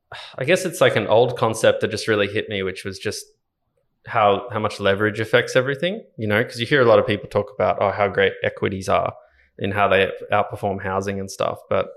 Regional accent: Ballina, New South Wales, Australia; I grew up in Ballina up on the Northern Rivers in New South Wales. Went to a Catholic school there. Primary school and high school.

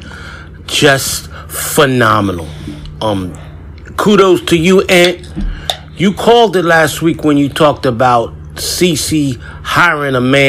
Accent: New York City, New York, United States; Growing up in the South Bronx back then, between 1985 and 1992

